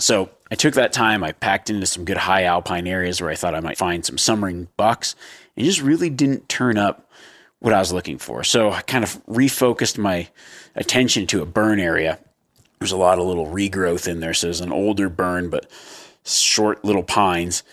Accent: Nevada, United States; Growing up in the state of Nevada

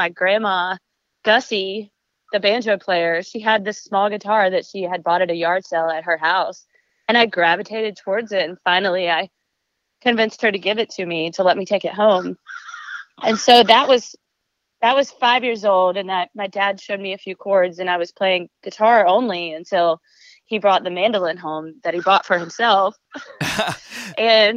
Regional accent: Conway, South Carolina, United States; moved away as an adult; also born or lived in Charleston, South Carolina / Nashville, Tennessee / Johnson City, Tennessee / Boston, Massachusetts; I grew up in South Carolina, in Conway, South Carolina

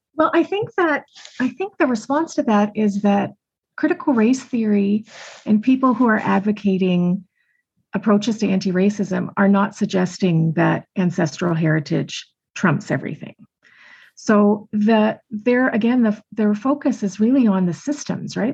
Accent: just outside of Toronto, Ontario, Canada; also born or lived in Montreal; I grew up just outside of Toronto

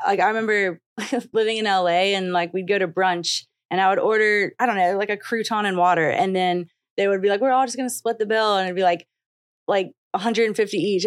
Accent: the South, United States; growing up in the South and a little bit not in the South

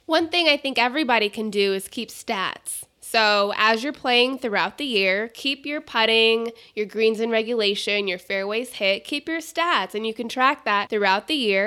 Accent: Phoenix, Arizona, United States; also born or lived in North Carolina; I grew up here in Phoenix

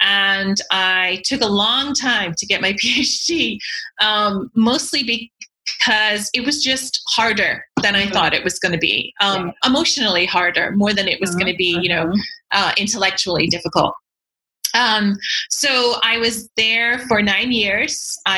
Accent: Yorkshire and the Humber, United Kingdom; accent: broad Yorkshire; Okay, so I am from England originally, but people would be forgiven for not hearing my accent because even when I was in England, I learned I had to change my very broad Yorkshire accent in order to be understood by other people.

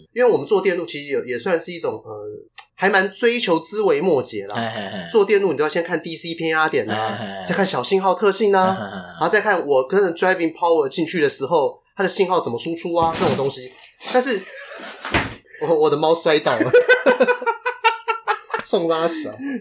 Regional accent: Taipei, Taiwan; first language Mandarin; 因为我在台北长大嘛

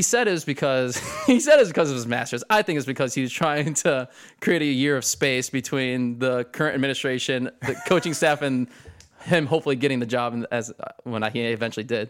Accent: Perrysburg, Ohio, United States; also born or lived in Tiffin, Ohio / Harrisburg, Pennsylvania; I basically grew up in Perrysburg

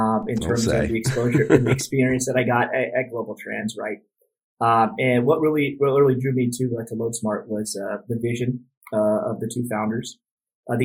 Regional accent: Phoenix, Arizona, United States; born and raised in Phoenix, Arizona. Lived here my entire life

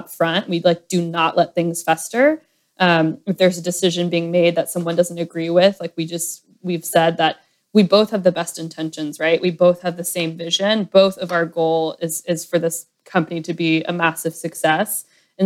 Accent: Atlanta, Georgia, United States; moved away as an adult; also born or lived in Nashville, Tennessee / New York City; I am from Atlanta originally

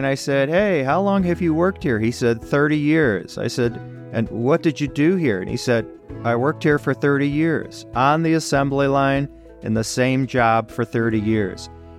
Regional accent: Detroit, Michigan, United States; I was born and raised in Detroit, literally born and raised.

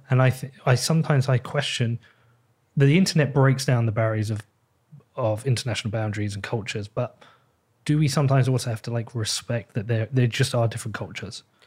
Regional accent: England, United Kingdom; I am English

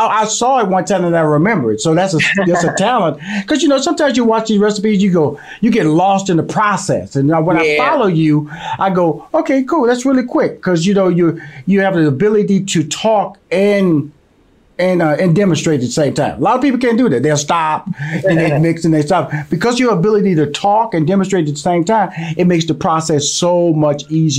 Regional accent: Houston, Texas, United States; And I'm from Houston, Texas, born and raised. And so I'm a Southern boy.

